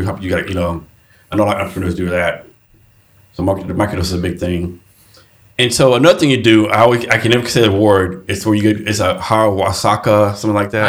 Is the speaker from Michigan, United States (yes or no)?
no; Texas, United States; I'm from Texas